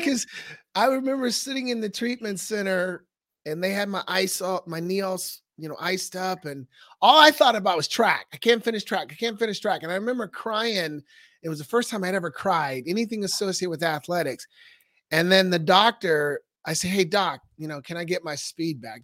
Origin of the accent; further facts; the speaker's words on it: Portland, Oregon, United States; moved away as an adult; now in Scottsdale, United States; I was raised in Northeast Portland.